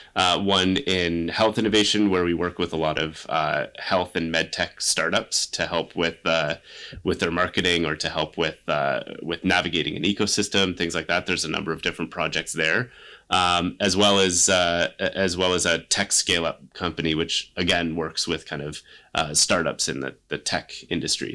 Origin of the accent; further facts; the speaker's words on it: Kingston, Ontario, Canada; I grew up in Kingston. I came to St. Lawrence College